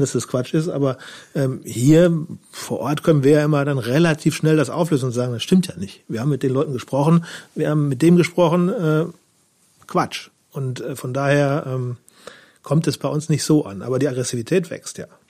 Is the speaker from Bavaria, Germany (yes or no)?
no; Münsterland, North Rhine-Westphalia, Germany; moved away as an adult; also born or lived in Duisburg / Ratingen / Hamburg / Berkeley; now in Neuwied, Germany; gebürtig komme ich vom Niederrhein, äh, aus äh, Duisburg, laut Pass, aber aufgewachsen in Ratingen, wobei meine Eltern dann mit mir, äh, als ich in die zweite Klasse kam, schon ins Münsterland gezogen sind, wo ich auch Abi gemacht habe